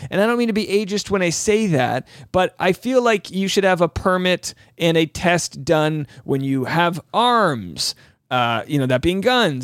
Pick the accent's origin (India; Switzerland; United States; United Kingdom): United States; New England; now in Southern California, United States; I'm from New England